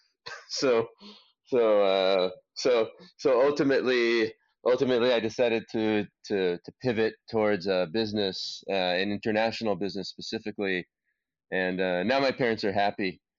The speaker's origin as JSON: {"language": "English", "town": "Los Angeles", "region": "California", "country": "United States", "tie": "born or raised there", "said": "I grew up in Los Angeles, uh, in in California, in the United States"}